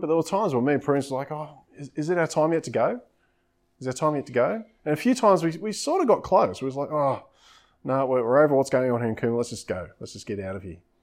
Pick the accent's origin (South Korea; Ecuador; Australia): Australia; Coffs Harbour, New South Wales; moved away; also born or lived in Coomera / South Coast; growing up in Coffs Harbour and things like that, I love the coastline